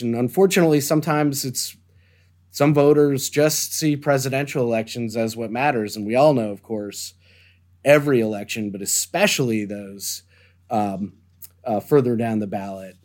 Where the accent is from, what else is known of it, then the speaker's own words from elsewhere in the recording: Deerfield, Illinois, United States; moved away; I grew up, um, in the suburbs of Chicago on what's known as the North Shore in a town called Deerfield, Illinois.